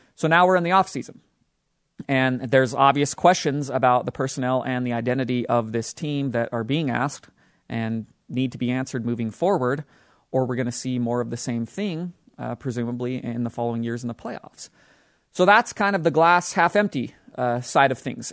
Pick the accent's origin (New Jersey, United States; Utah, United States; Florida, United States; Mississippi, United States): Utah, United States; the team that plays basketball in my home state, the Utah Jazz